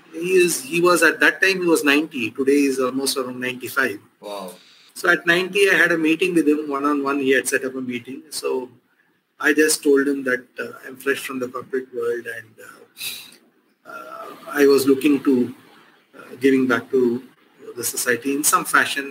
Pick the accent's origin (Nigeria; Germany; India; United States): India; Chennai, Tamil Nadu; moved away; in this place, uh, since I grew up